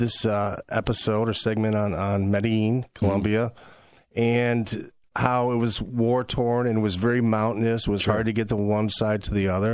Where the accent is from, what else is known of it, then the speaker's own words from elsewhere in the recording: Rossford, Ohio, United States; born and raised in Rossford.